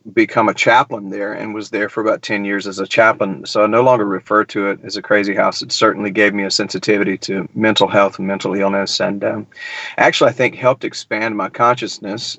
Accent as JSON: {"language": "English", "town": "Milledgeville", "region": "Georgia", "country": "United States", "tie": "born or raised there", "moved": "yes", "lives_now": "Nashville, United States", "said": "I grew up in Middle Georgia, man. I, I grew up in the crazy town of Milledgeville"}